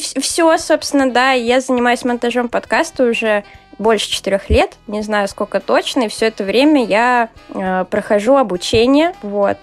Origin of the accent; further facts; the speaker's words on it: Saint Petersburg, Russia; я из славного города Санкт-Петербурга